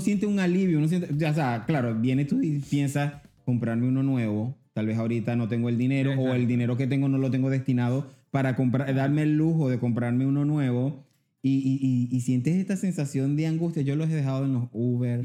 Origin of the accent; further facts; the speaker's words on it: Venezuela; now in Panama; Yo soy venezolano